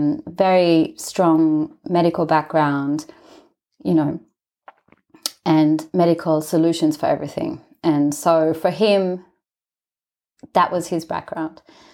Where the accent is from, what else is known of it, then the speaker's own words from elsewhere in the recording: Israel; also born or lived in Australia; So I'm from Israel, and my mum's Australian, my dad's Israeli. So I grew up in both countries, but I was born in Israel.